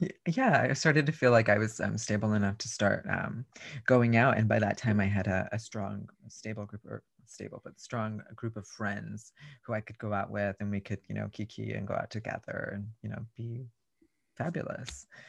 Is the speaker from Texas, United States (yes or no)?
yes; Raymondville, Texas, United States; I grew up in a very, very small rural part of, um, South Texas called Raymonville